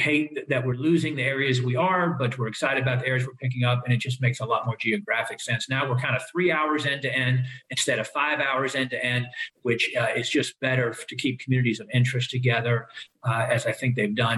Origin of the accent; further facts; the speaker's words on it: Lynchburg, Virginia, United States; I grew up in the Lynchburg area.